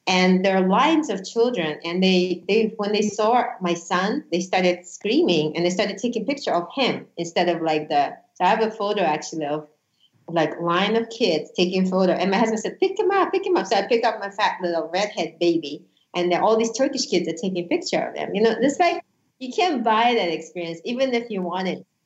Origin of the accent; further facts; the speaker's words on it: United States; I'm a huge patriot. I'm an American. I, I love this country